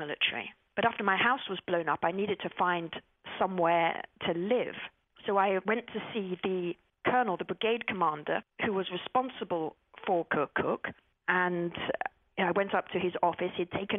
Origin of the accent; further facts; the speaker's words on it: England, United Kingdom; And I turned up and I said … from England, here to volunteer.